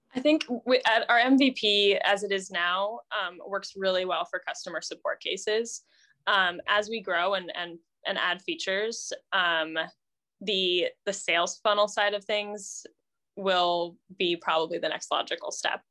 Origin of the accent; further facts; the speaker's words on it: Indianapolis, Indiana, United States; also born or lived in France; I grew up in Indianapolis